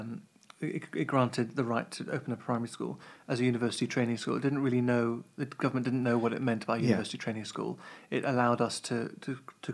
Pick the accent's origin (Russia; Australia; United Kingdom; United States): United Kingdom; Kent, South East England; now in Cambridge, United Kingdom; I grew up in Kent